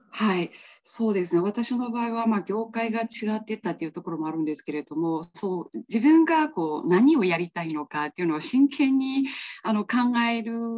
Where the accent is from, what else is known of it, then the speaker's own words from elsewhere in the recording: Myanmar; Japanese is a second language; moved away as an adult; also born or lived in Kansai, Japan; now in Japan; 出身地です出身地のところで、まあ、小さいんですけれどもあの自営業をあのやっております